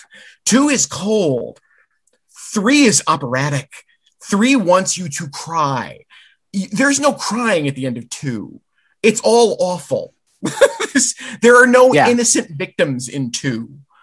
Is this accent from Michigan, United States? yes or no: yes; Caro, Michigan, United States; my local theater in Caro, Michigan, my hometown theater.